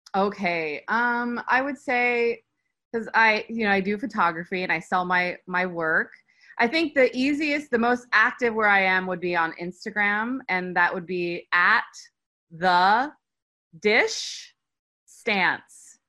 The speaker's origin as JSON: {"language": "English", "country": "United States", "moved": "as an adult", "lives_now": "Turkey", "said": "as an American"}